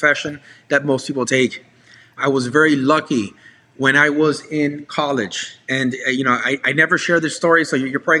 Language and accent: English; South Florida, United States; also born or lived in Hialeah / Doral / South Beach / Coral Gables; I was born in Hialeah. I moved to Doral. I moved to the Southwest. I lived in the beach, in South Beach for a while